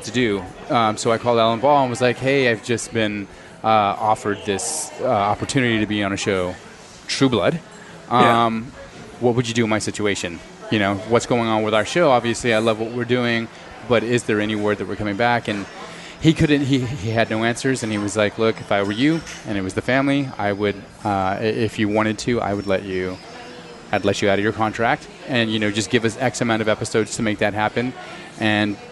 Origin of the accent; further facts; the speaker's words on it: Snyder, Texas, United States; moved away as an adult; I'm from Texas, from West Texas